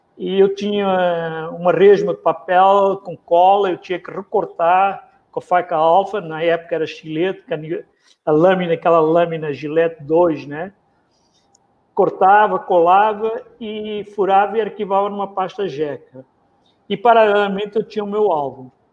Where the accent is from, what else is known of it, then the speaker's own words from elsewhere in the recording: Mozambique; now in Rio de Janeiro, Brazil; eu nasci em Moçambique, Sul da África, um país pequeno, ex-colônia portuguesa, vivi dentro, cresci de, dentro do colonialismo português